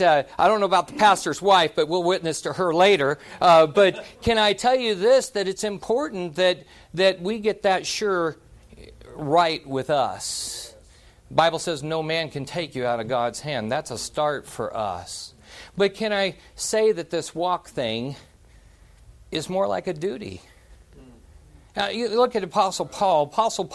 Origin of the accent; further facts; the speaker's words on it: Silver Dollar City, Missouri, United States; I grew up in Silver Dollar City. Dad was ran a shake mill in there